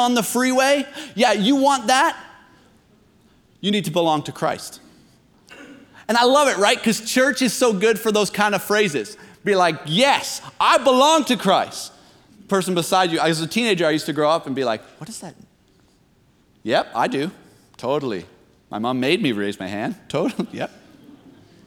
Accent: near Toronto, Ontario, Canada; I grew up near Toronto.

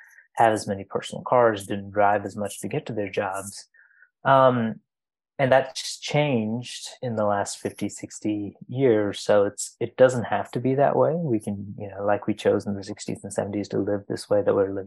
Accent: Dubai, United Arab Emirates; moved away; I grew up in Dubai

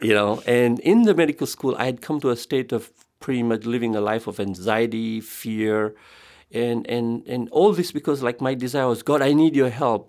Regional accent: Tanzania; I was born in Africa, Tanzania. I come from an Indian background

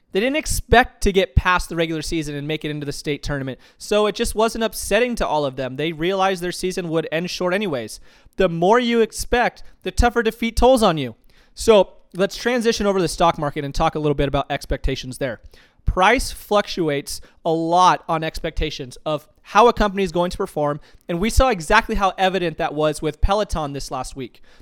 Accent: Tucson, Arizona, United States; I grew up in Tucson, Arizona

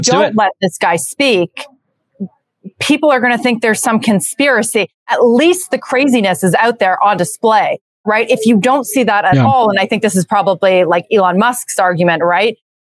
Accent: Canada; moved away as an adult; now in United States; I'm Canadian

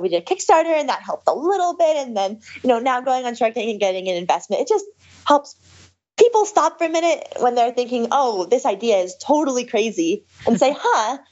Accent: Seattle, Washington, United States; I'm from Seattle

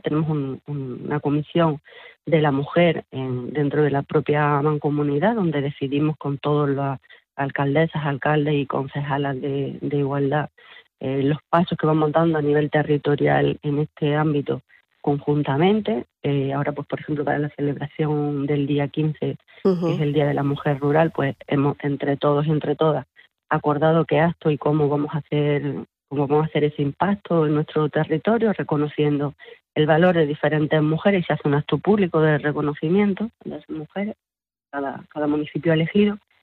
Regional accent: Sierra de las Nieves, Andalusia, Spain; Nosotras somos todas eh, mujeres de aquí, de estos nueve pueblos de Sierra de las Nieves

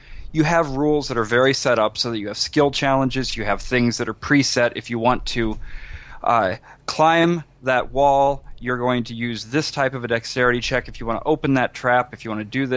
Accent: Iowa, United States; now in New York City, United States; I am originally from Iowa, which is where I started gaming

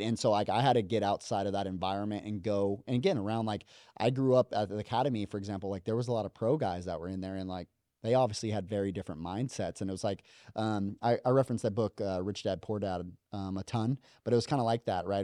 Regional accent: Las Vegas, Nevada, United States; moved away as an adult; I came from Vegas

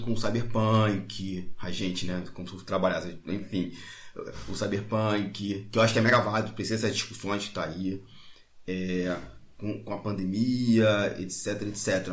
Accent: Magé, Rio de Janeiro, Brazil; minha cidade tem 275 mil habitantes. Magé, Rio de Janeiro

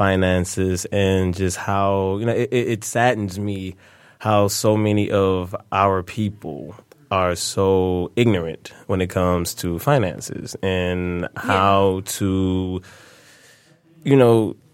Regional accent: Detroit, Michigan, United States; I'm born and raised in Detroit

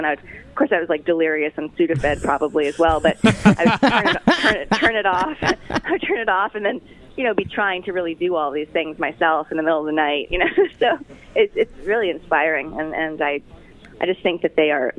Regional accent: Hawaii, United States; moved away; I grew up in Hawaii, obviously, so I relate to a lot of the Islander themes

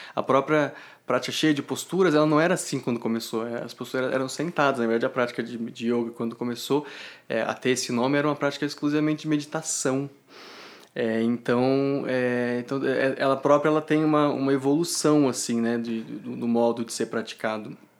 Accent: Ribeirão Preto, São Paulo, Brazil; moved away as an adult; now in São Joaquim da Barra, Brazil; sou de Ribeirão Preto

